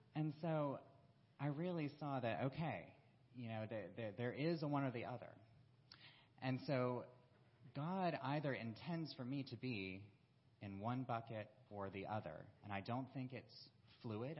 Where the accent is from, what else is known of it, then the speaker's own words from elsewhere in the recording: South Carolina, United States; moved away as an adult; also born or lived in Florida; I was originally from South Carolina